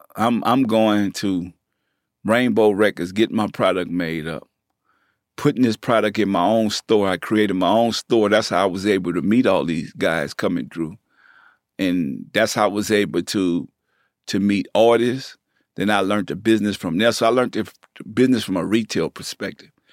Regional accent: New Orleans, Louisiana, United States; accent: country; moved away; also born or lived in Bay Area, California / Richmond, California; I'm from New Orleans. So, they knew my accent was different

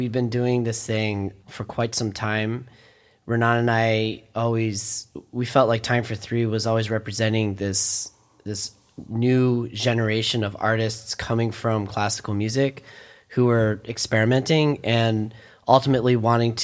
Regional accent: D.C., District of Columbia, United States; also born or lived in Philadelphia; growing up outside of Washington, D.C.

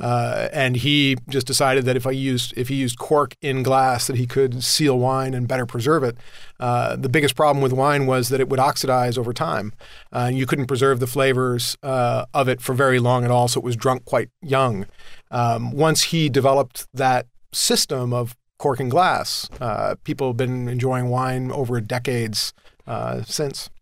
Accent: Southern California, United States; I grew up in Southern California

